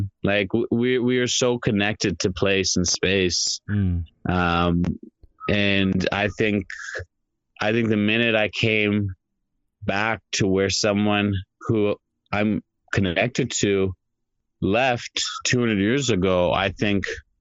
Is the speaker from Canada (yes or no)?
yes; Canada; my parents, ancestors went from India to Tanzania to Canada. So for me, it's, I'm Canadian